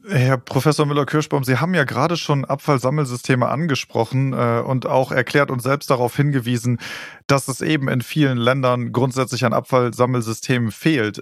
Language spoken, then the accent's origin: German; Germany; wir als Deutsche